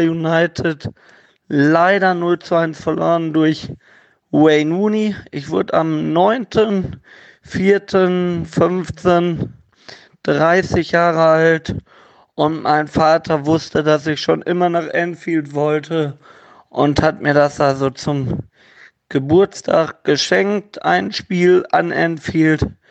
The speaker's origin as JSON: {"language": "German", "town": "Gelsenkirchen", "region": "North Rhine-Westphalia", "country": "Germany", "tie": "born or raised there", "moved": "yes", "lives_now": "Havixbeck, Germany", "said": "gebürtiger Gelsenkirchener, wohnt jetzt in Havixbeck bei Münster"}